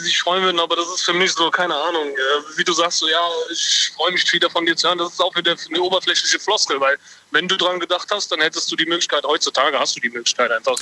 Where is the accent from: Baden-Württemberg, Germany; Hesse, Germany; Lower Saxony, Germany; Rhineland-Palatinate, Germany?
Rhineland-Palatinate, Germany; Mainz area; ich komme aus dem Rheinland-Pfalz-Gebiet, da Mainz, die Ecke rum